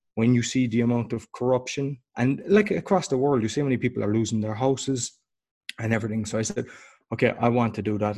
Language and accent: English; Ireland; now in Poland; I'm Irish originally.